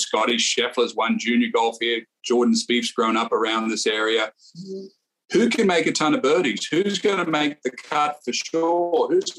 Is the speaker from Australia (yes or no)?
yes; Australia; now in Texas, United States; Me being Australian, of course, but, you know, living most of my life in Texas, it's a wonderful time of year, May, in Texas.